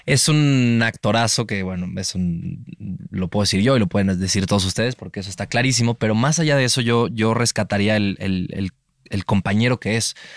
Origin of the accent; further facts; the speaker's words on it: Mexico; como mexicanos